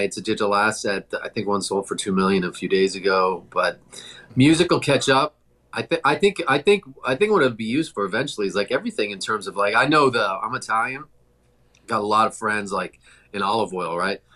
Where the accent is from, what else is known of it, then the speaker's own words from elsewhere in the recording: Toronto, Ontario, Canada; moved away; I'm from Toronto originally